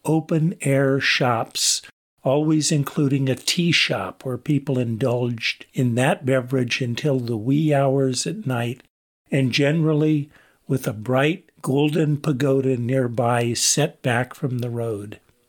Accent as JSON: {"language": "English", "country": "United States", "said": "I was introduced as an American Mahayana priest who was about to be ordained as a Theravada monk."}